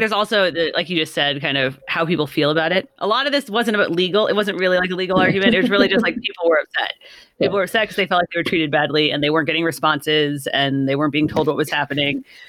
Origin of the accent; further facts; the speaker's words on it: California, United States; I'm from California